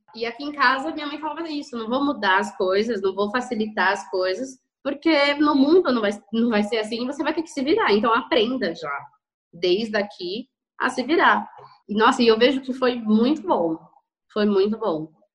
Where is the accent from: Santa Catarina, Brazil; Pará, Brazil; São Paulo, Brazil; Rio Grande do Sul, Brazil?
São Paulo, Brazil; eu sou de São Paulo, capital